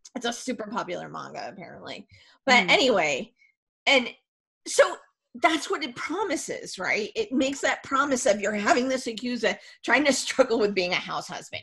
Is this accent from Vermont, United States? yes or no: yes; Vermont, United States; I grew up in Vermont